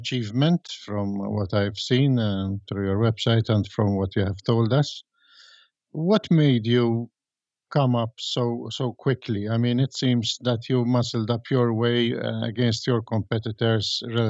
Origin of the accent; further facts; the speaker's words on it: Malta; I come from Malta. Malta is a small country, a little bit smaller than these three states.